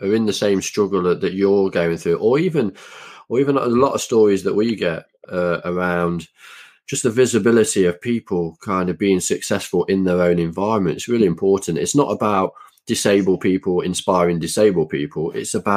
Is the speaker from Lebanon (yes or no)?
no; United Kingdom; as a British athlete